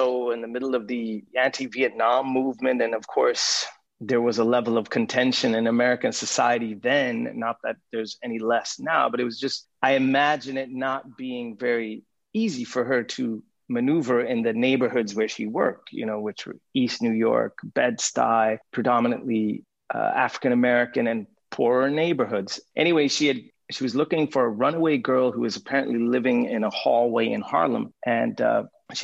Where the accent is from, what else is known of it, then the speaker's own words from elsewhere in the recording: Lund, Skåne, Sweden; I was born in Lund, Sweden, in the south of Sweden in 1975.